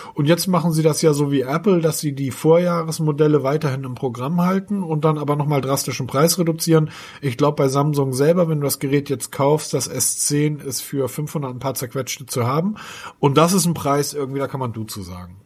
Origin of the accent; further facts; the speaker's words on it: Hamburg, Germany; ich als Hamburger